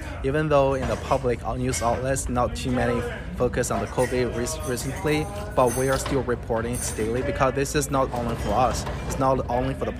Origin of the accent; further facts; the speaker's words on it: China; now in United States; I'm originally come from China, so I have my friends and families, relatives, they live in China